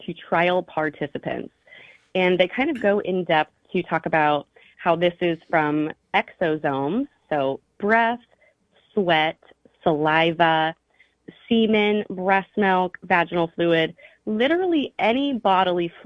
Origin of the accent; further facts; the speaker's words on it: Star, Idaho, United States; now in Hawaii, United States; I was raised in Star. It's like a very tiny town.